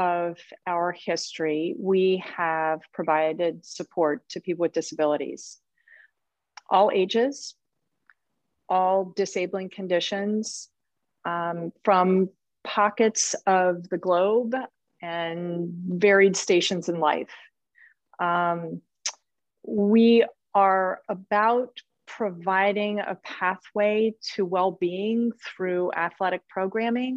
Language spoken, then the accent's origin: English; Chicago, Illinois, United States; I grew up in Chicago, outside of Chicago